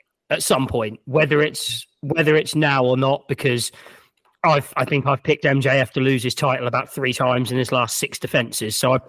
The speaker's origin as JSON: {"language": "English", "region": "England", "country": "United Kingdom", "said": "I am fully English."}